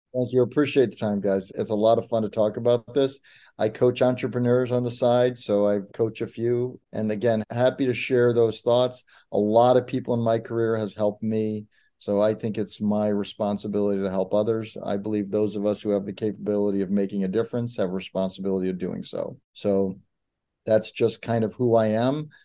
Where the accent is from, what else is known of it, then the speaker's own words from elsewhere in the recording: Detroit, Michigan, United States; when I was a kid growing up in Detroit